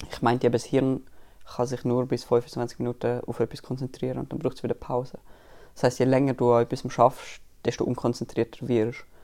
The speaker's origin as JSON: {"language": "German", "region": "Hamburg", "country": "Germany", "said": "es geht um Hamburger und als Hamburger identifiziere ich mich mit dem."}